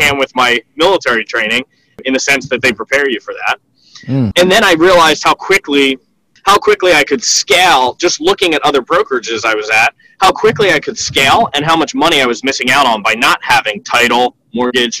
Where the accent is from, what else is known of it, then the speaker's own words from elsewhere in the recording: Philadelphia, Pennsylvania, United States; I was born in Philadelphia. I lived here my whole life.